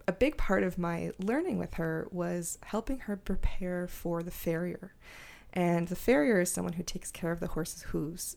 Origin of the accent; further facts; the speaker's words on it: Montreal, Quebec, Canada; I grew up in Montreal